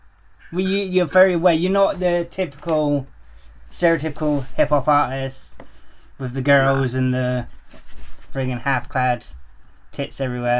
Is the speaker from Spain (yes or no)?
no; England, United Kingdom; I'm English and I'm too white for it to be as hot as it is.